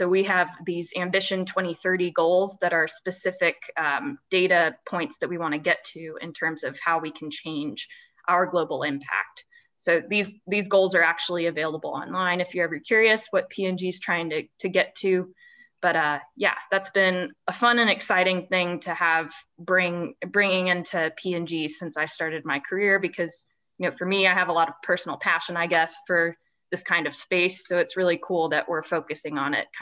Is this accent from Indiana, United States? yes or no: yes; Columbus, Indiana, United States; moved away as an adult; also born or lived in West Lafayette, Indiana; now in Cincinnati, United States; I am from Indiana, so I was born and raised in Columbus, Indiana. I now live in Cincinnati